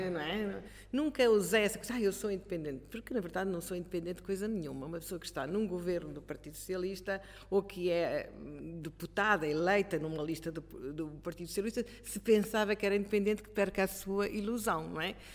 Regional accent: Coimbra, Centro, Portugal; sou de Coimbra

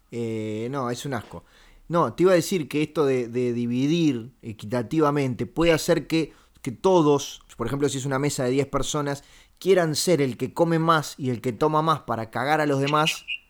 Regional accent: Uruguay; yo soy uruguayo

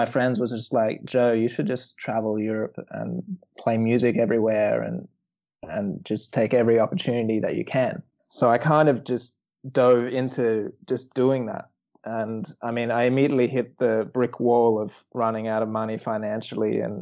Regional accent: New South Wales, Australia; moved away as an adult; also born or lived in Newcastle, New South Wales / Melbourne / London; now in Hamburg, Germany; I grew up in the countryside of New South Wales in Australia, in a really small town. And then my family moved to Newcastle, which is 2 hours north of Sydney.

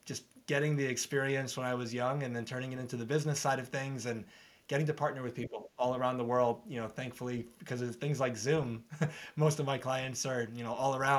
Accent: New York, United States; also born or lived in Arizona; So I'm from New York. I've been in New York for most of my life, lived in Arizona for 5 years, but New York, most of it.

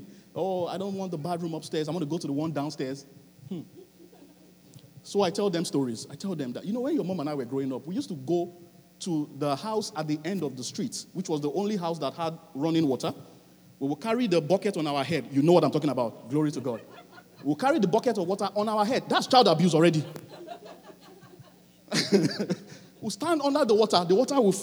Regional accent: Nigeria; now in Halifax, Canada; I'm a Nigerian

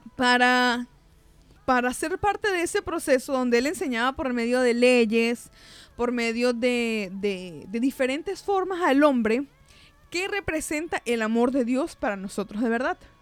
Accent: Venezuela; yo nací en Venezuela, por ejemplo, eh, yo nací en el año 94

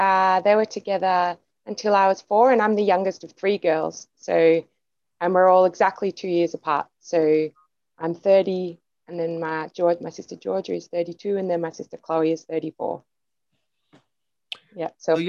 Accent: Woodend, Victoria, Australia; also born or lived in Castlemaine, Australia / Kyneton, Australia; now in Melbourne, Australia; I grew up in Woodend and Castlemaine, which is an hour and a half from Melbourne, where I live now. And so I was born in Kyneton, which was a tiny little town near Woodend because there wasn't a hospital in Woodend.

